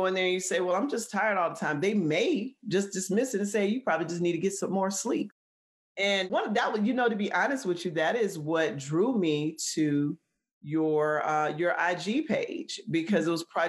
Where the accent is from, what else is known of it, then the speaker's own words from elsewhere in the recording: Columbus, Georgia, United States; moved away as an adult; also born or lived in Atlanta, Georgia / Minnesota; I am originally from Columbus, which is about an hour and a half south of Atlanta, driving home from school, you know, in Atlanta to my hometown